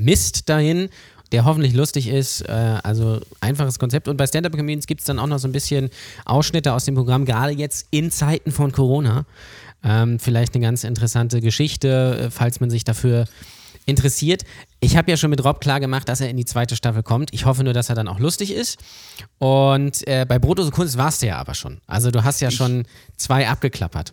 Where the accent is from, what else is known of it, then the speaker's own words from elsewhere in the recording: Lübeck, Schleswig-Holstein, Germany; ich komme gebürtig aus Lübeck und bin auch hier aufgewachsen